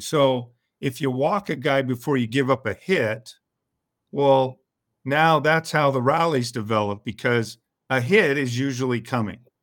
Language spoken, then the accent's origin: English; El Cerrito, California, United States; I'm originally from El Cerrito, California, which is in the San Francisco Bay Area